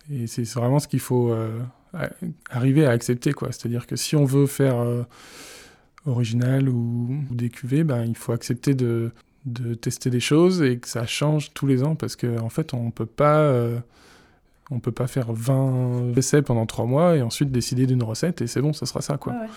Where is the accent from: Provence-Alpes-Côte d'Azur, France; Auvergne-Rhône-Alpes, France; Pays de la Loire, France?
Pays de la Loire, France; Vendée; now in Brittany, France; j'ai grandi en Vendée